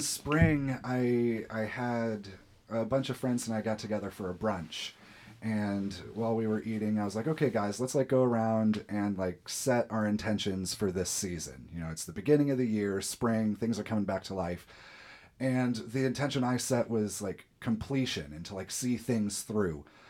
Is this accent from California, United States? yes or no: no; Fort Wayne, Indiana, United States; we're from Fort Wayne